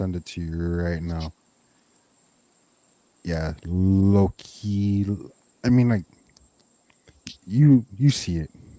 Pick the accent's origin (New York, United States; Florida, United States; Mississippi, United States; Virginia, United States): New York, United States; New York City; I already got the Jamaica outline tatted, you feel me? Real reggae boy. Even though you say I'm from Queens.